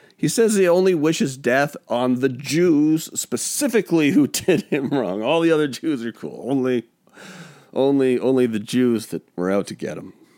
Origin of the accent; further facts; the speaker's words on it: Pacific Northwest, United States; I'm from the Pacific Northwest